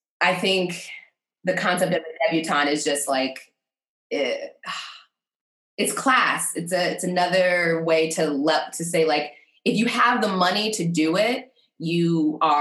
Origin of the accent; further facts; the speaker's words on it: Maryland, United States; moved away as an adult; also born or lived in Mississippi / Memphis, Tennessee / Atlanta, Georgia / Washington, District of Columbia, United States; I spent most of my upbringing in Maryland